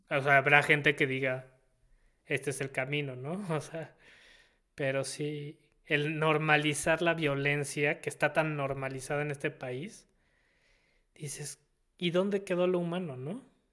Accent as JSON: {"language": "Spanish", "country": "Mexico", "said": "como mexicanos o como país"}